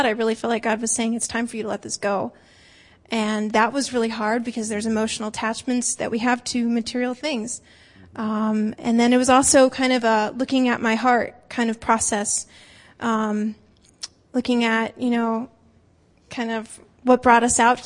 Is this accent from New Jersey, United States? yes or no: yes; northern New Jersey, United States; moved away as an adult; also born or lived in Iowa / Minnesota; now in Massachusetts, United States; I grew up in northern New Jersey